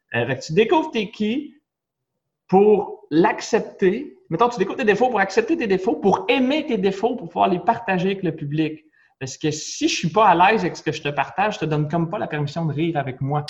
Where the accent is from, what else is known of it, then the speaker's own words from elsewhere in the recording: Nicolet, Quebec, Canada; je viens de Nicolette une toute petite ville de policiers